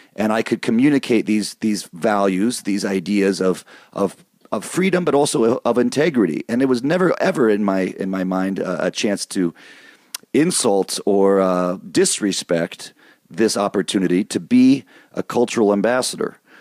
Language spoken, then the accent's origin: English; Michigan, United States; moved away; also born or lived in East Coast; I grew up in Michigan.